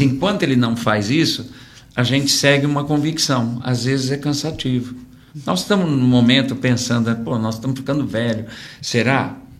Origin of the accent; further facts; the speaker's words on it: São Paulo, Brazil; Nós somos de São Paulo